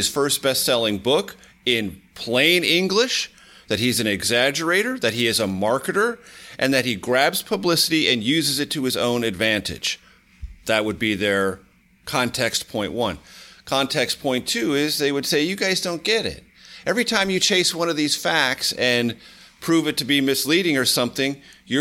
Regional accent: San Diego, California, United States; KFMB in my hometown of San Diego

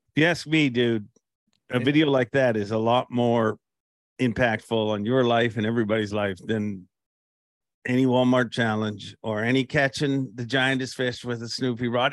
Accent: Canada; we're both Canadian

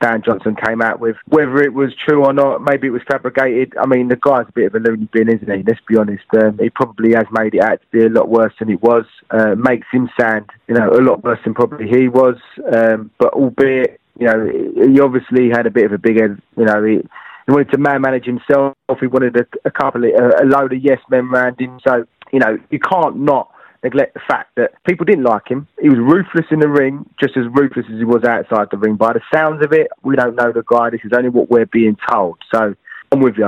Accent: London, United Kingdom; the Isle of Dogs, which is my neck of the woods, it's Millwall, it's my football team

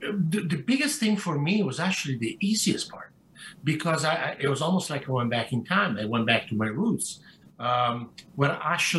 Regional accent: Italy; moved away; when I grew up in Italy

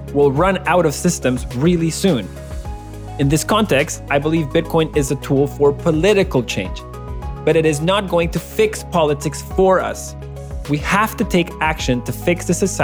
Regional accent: Venezuela; now in Canada; When I was growing up in Venezuela

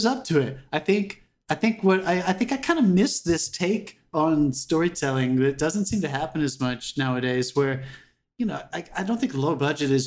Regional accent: United States; my life growing up in America

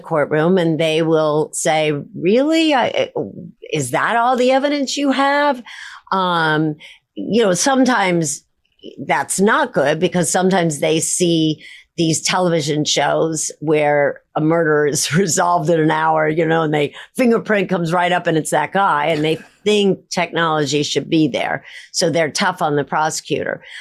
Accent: Midwest, United States; I grew up in the Midwest, the very center of the United States.

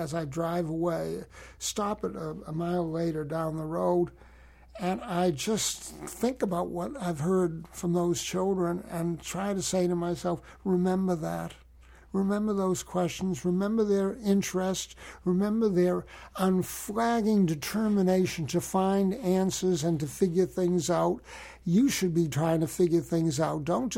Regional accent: United States; I'm an American citizen. I was born in America

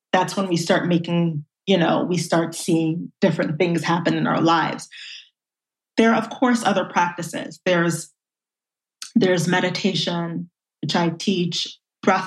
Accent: New York City, New York, United States; I grew up in Brooklyn, and I really was raised within a community.

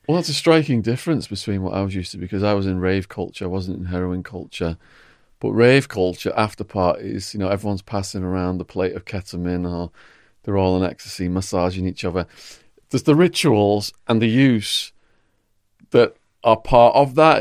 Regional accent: England, United Kingdom

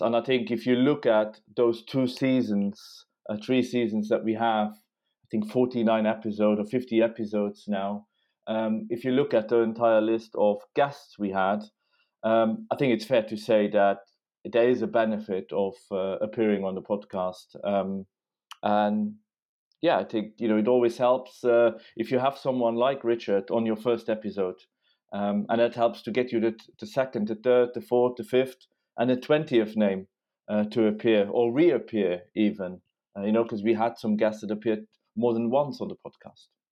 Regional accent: Luxembourg; moved away as an adult; now in London, United Kingdom; I'm from Luxembourg

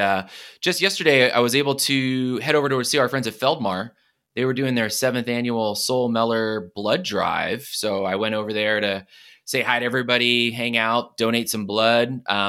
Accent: East Coast, United States; I grew up on the East Coast too. So I have not in New York.

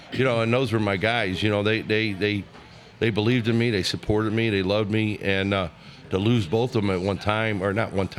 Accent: St. Louis, Missouri, United States; also born or lived in Clemson, South Carolina; growing up in the South City

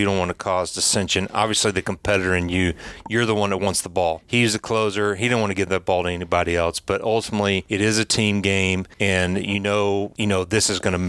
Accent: Knoxville, Tennessee, United States; I was from Knoxville

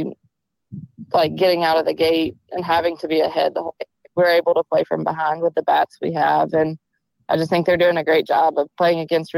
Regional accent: Mount Juliet, Tennessee, United States; also born or lived in Iowa; I grew up in Mount Juliet

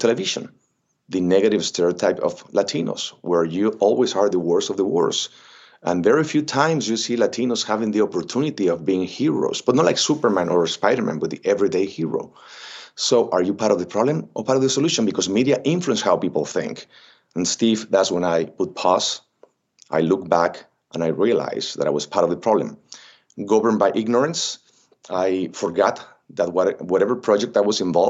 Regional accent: Xicoténcatl, Tamaulipas, Mexico; English is a second language; moved away as an adult; also born or lived in Ciudad Mante, Tamaulipas / Miami / Los Angeles; I'm from Mexico. I was born in Ciudad Mante, Tamaulipas, raised in a very little town called Jicotencal, Tamaulipas

